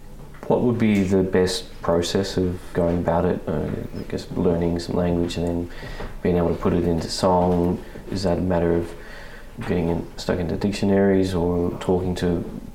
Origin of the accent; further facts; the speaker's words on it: Sydney, New South Wales, Australia; now in Melbourne, Australia; I was born and raised in Sydney, and of course I'd make it up to Walgett and the Ridge once or twice every year, but it still feels like my family's cultural heart is up there.